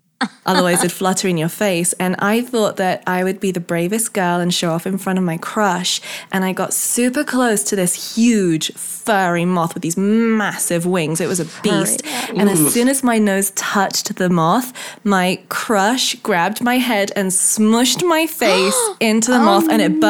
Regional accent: Hong Kong; where I grew up in Hong Kong, we had this big white wall in the garage area, which interlinked all of the houses. It was like a big expat community

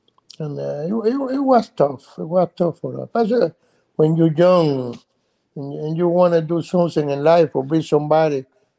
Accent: Cuba; English is a second language; Before it was good, you know, and then when the revolution coming, everything changed.

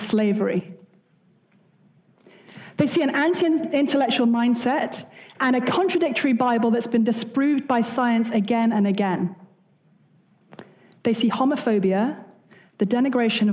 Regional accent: United Kingdom; I'm British

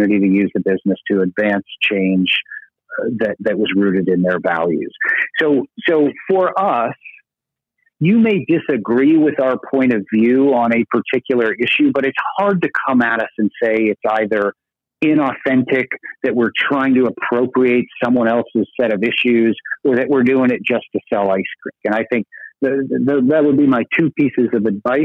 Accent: Burlington, Vermont, United States; my hometown of Burlington, Vermont

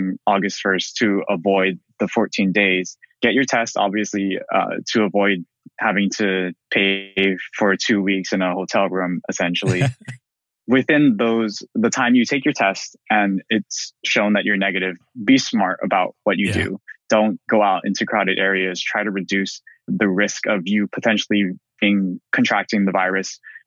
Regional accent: Hawaii, United States; we're both from Hawaii

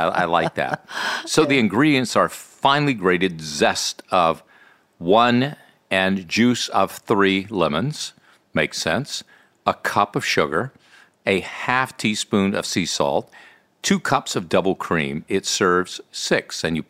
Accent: Mississippi, United States; By the way, as a kid, growing up in Mississippi, my grandmother had a churn and would make ice cream.

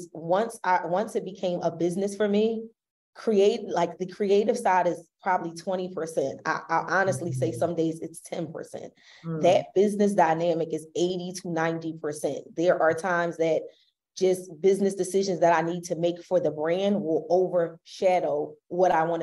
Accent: Philadelphia, Pennsylvania, United States; We're both from Philly

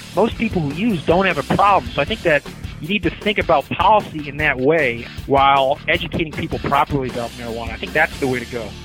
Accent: Chicago, Illinois, United States; my hometown of Chicago

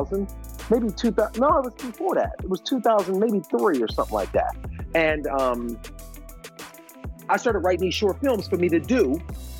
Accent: Cleveland, Ohio, United States; moved away; I'm from Cleveland, Ohio

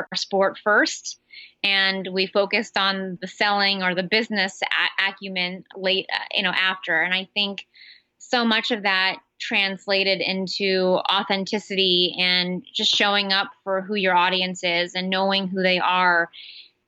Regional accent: San Francisco Bay Area, California, United States; also born or lived in Midwest; I grew up in the Bay Area. I'm a bit of a Silicon Valley brat.

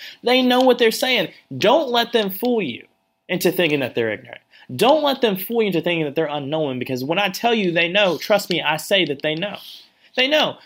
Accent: the South, United States; I'm from the South

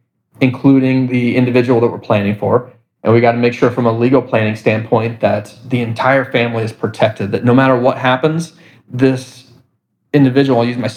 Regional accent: Indianapolis, Indiana, United States; We're from Indianapolis, Indiana, but I connected with families and organizations across the country.

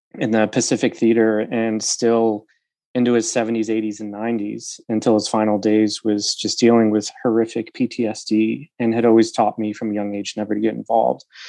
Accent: Utica, New York, United States; moved away as an adult; also born or lived in Olympia, Washington; I'm from Utica, New York. I went to a, a rural high school uh, just outside of uh, of Utica

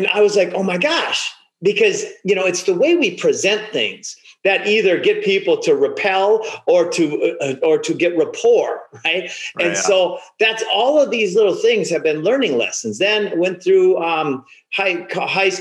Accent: Minnesota, United States; I grew up in Minnesota.

